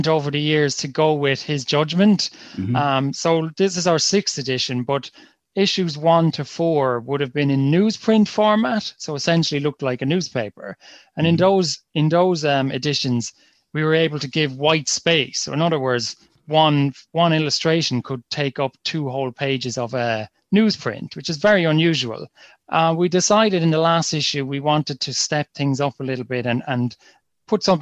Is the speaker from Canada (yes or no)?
no; Kilkenny, Leinster, Ireland; we're from Kilkenny, we're a soccer family. And we've just grown up playing it